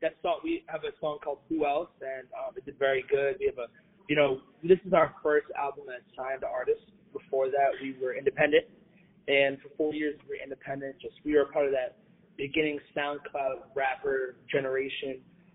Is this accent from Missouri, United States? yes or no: no; Florida, United States; we're from Florida